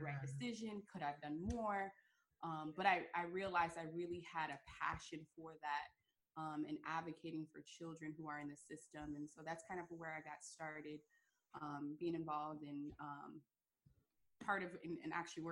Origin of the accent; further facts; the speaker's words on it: Fort Lauderdale, Florida, United States; born and raised in South Florida, Fort Lauderdale area